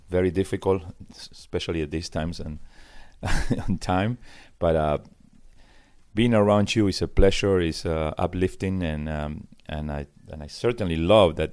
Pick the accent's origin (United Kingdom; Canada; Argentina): Argentina; now in United States; I moved from Argentina in 1980.